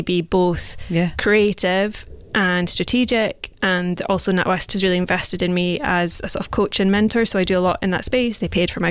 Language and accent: English; Scottish Highlands, Scotland, United Kingdom; moved away as an adult; also born or lived in Stirling / Edinburgh; now in London, United Kingdom; I grew up in the Scottish Highlands, so London is literally the last place I thought I would end up